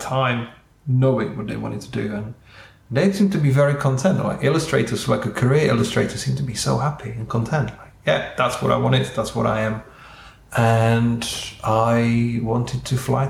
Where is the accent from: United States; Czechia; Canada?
Czechia; moved away; I'm from Czech Republic, so we've got our national sport is not football, but it's ice hockey.